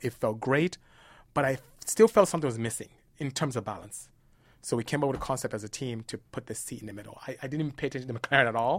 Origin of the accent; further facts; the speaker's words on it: Nigeria; now in United States; my parents were very strict dis-, disciplinarians all about academia when we were growing up in Nigeria